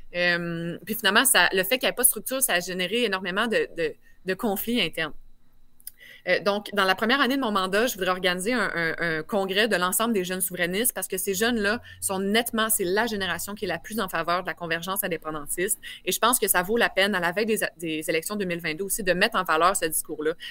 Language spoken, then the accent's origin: French; Quebec City, Quebec, Canada; J'ai un bon accent. Je viens de Québec.